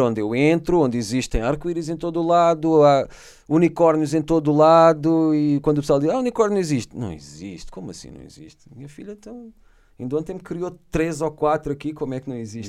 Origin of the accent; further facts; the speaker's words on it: Setúbal, Portugal; Em Setúbal, quando sou filho da terra